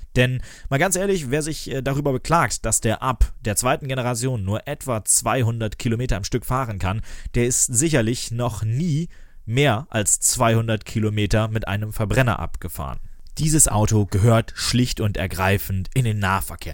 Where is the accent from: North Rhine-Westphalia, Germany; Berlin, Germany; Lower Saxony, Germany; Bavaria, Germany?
Lower Saxony, Germany; bei uns in Niedersachsen